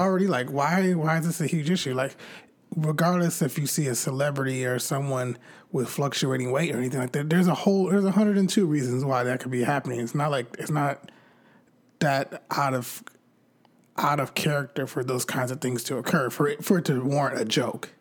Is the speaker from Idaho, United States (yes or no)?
no; California, United States; I'm from California